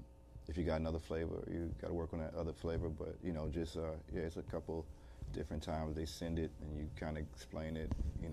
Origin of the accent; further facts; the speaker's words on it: Washington, District of Columbia, United States; I'm from Washington, D.C. area.